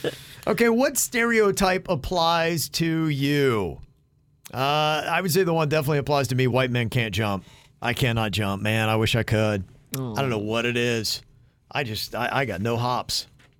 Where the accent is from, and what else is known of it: Ohio, United States; born or raised there; moved away